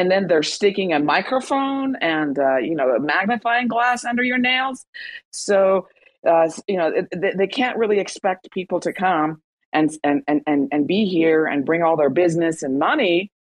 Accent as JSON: {"language": "English", "country": "Iran", "tie": "born or raised there", "moved": "yes", "lives_now": "United States", "said": "Even if you're a U.S. citizen, I still get pulled out of line because it says I was born in Iran, and they don't like that."}